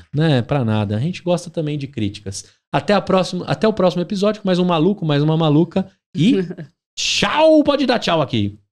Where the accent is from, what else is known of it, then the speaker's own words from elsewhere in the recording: São Paulo, Brazil; eu sou paulistano